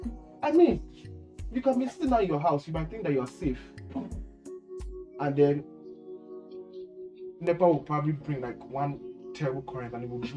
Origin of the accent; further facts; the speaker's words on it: Kano, Kano State, Nigeria; moved away; I grew up in Kano.